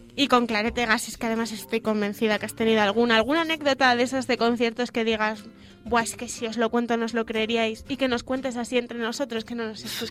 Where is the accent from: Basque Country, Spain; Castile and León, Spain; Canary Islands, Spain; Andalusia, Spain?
Castile and León, Spain; León; para los conciertos de León, porque la gente solemos ser bastante más paraditos